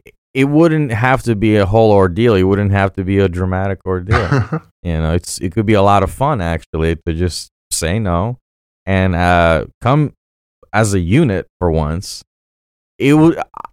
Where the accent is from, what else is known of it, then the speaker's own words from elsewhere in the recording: Sochi, Krasnodar Krai, Russia; born there; I mean, I was born in 92 in Sochi, Russia.